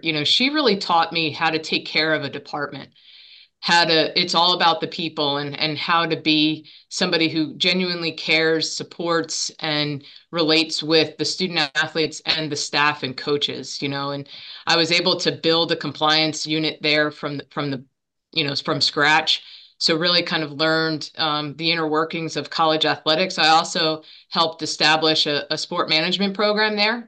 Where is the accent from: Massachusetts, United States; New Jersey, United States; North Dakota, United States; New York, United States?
New Jersey, United States; Monmouth County; I grew up in Monmouth County. I'm a Monmouth County girl